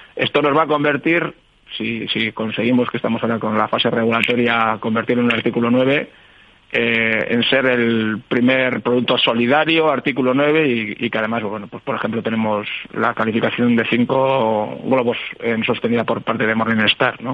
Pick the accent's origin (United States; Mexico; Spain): Spain; Bilbao, Basque Country; somos un poco de Bilbao